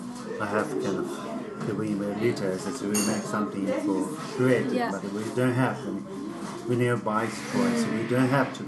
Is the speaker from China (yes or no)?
yes; Tibet, China; English is a second language; also born or lived in Dharamsala, India; now in Oxford, United Kingdom; So, I was born in Tibet, so I'm just a semi-nomad.